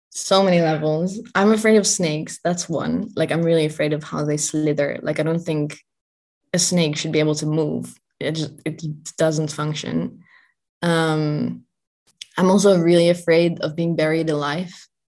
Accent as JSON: {"language": "English", "country": "Netherlands", "said": "And so, luckily, I'm from the Netherlands. So I knew that I could go there fairly easily, even though it was during COVID."}